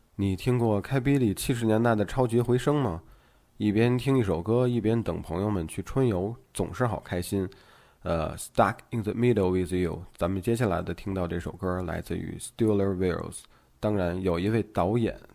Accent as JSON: {"language": "Chinese", "region": "northern China", "country": "China", "tie": "born or raised there", "said": "虽然我从小就生活在北方内陆"}